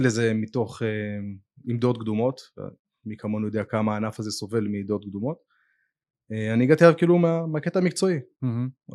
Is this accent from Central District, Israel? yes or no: yes; Netanya, Central District, Israel; אני גדלתי בנתניה בתור ילד